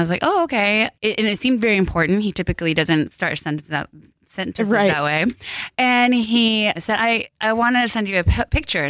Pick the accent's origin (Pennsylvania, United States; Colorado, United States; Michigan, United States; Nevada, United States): Colorado, United States; Greeley; first language Korean; English is a second language; we were born and raised in Greeley, Colorado, which is in the middle of Colorado, small little cow town